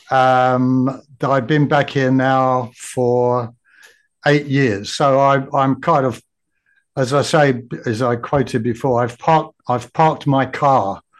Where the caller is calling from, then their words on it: Brisbane, Queensland, Australia; also born or lived in Japan; I'm at Brisbane, uh-huh. Australia.